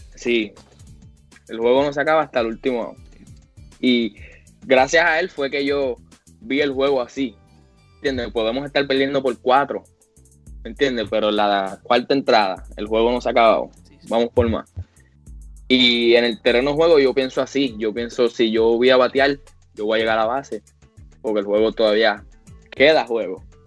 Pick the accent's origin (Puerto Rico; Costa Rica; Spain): Puerto Rico; moved away; los puertorriqueños jugamos con el corazón